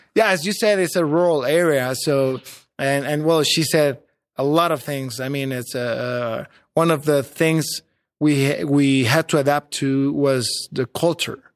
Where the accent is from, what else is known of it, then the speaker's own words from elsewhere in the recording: Mexico City, Mexico; moved away as an adult; also born or lived in San Luis Potosí; I was from Mexico City and, and, well, I am from Mexico City. I was living there, working there.